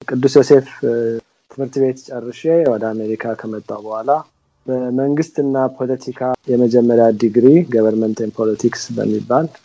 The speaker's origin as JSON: {"language": "Amharic", "region": "Addis Ababa", "country": "Ethiopia", "tie": "born or raised there", "lives_now": "United States", "said": "አዲስ አበባ ተወልጄ ነው ያደግኩት፣ ግን ኢትዮጵያ ውስጥ ብዙ ቦታ ለመዘዋወር እድል ነበረኝ።"}